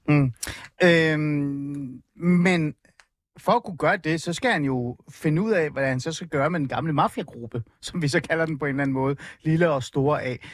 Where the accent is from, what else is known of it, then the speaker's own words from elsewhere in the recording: Hornbæk, Capital Region of Denmark, Denmark; also born or lived in Iran; Jeg er vokset op i Nordsjælland, øh, øh, et sted, der hedder hornbæk olskov området primært Olskov